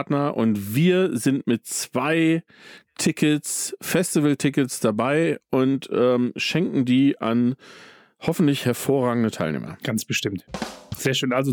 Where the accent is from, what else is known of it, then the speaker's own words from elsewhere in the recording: Bavaria, Germany; weil wir kommen ja hier aus Bayern. Ich lebe in Bayern.